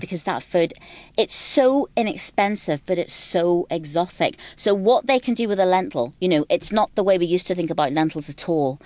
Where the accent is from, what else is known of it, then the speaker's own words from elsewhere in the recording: Ireland; moved away as an adult; now in London, United Kingdom; I'm from Ireland, so I didn't grow up with this at all. But when I moved to London